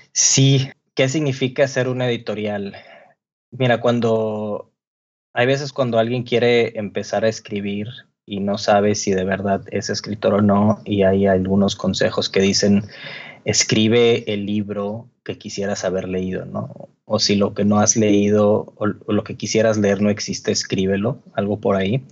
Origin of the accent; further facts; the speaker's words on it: Monterrey, Nuevo León, Mexico; moved away as an adult; now in Mexico City, Mexico; Marco Alcalá es de Monterrey, yo también, ahí nos conocimos